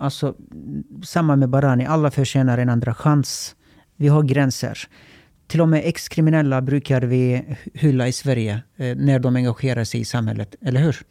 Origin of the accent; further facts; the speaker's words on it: Turkey; Swedish is a second language; now in Sweden; jag är uppvuxen i Turkiet